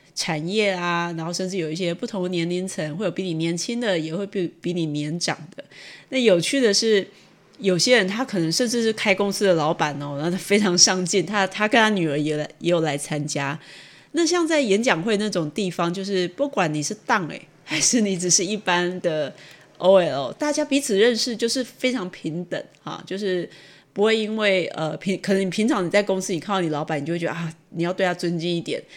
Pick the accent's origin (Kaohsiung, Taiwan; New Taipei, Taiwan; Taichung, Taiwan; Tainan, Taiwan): Taichung, Taiwan; 因为我是台中人